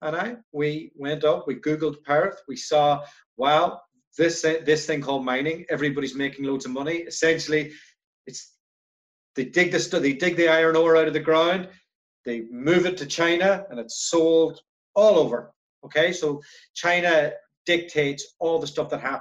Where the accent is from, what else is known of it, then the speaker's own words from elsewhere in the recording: Ireland; moved away as an adult; also born or lived in Brussels, Belgium; I am from Ireland originally. I lived there for the first 20 years of my life.